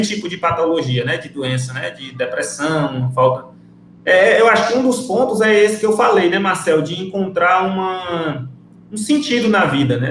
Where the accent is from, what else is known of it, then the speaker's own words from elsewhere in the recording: Ceará, Brazil; moved away as an adult; also born or lived in Rio Branco, Acre; now in Acre, Brazil; sou cearense